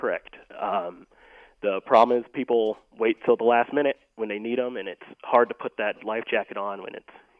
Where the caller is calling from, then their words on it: Littleton, Colorado, United States; Yep, I'm in Littleton.